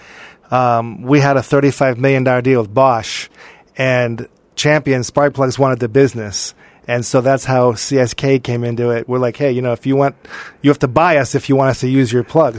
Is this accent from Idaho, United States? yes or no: no; Los Angeles, California, United States; I grew up in Encino.